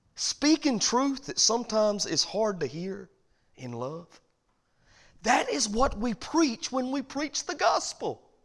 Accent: the South, United States; I'm from the South, and we all wave

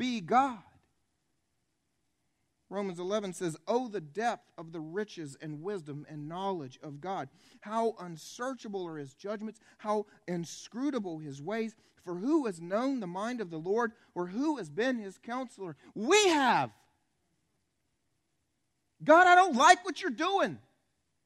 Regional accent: the Bible Belt, United States; I was raised here in the Bible Belt

